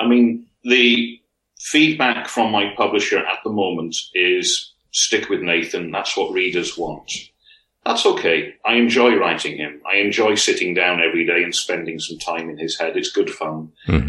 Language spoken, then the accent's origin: English; Wales, United Kingdom; You know, we're not all based in Wales, not all writing fiction set in Wales, but we identify as being Welsh writers.